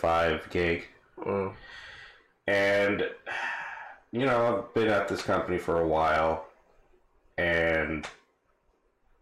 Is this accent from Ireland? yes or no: no; Bangladesh; I'm from Bangladesh